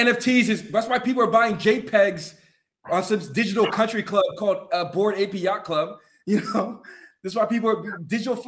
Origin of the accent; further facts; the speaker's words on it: Atlanta, Georgia, United States; I'm from Atlanta